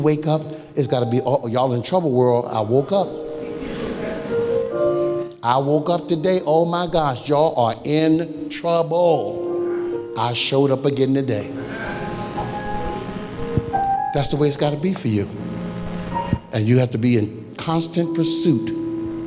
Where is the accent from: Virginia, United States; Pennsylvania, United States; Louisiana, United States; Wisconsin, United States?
Pennsylvania, United States; Philadelphia; as a young man growing up in North Philadelphia